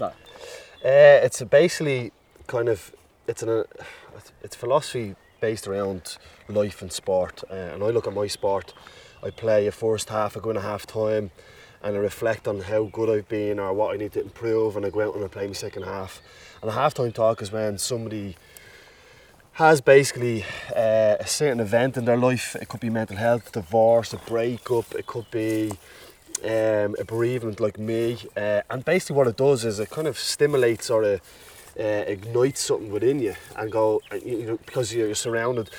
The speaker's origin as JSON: {"language": "English", "town": "Dublin", "region": "Leinster", "country": "Ireland", "tie": "born or raised there", "said": "growing up in Ballymun made me learn so much."}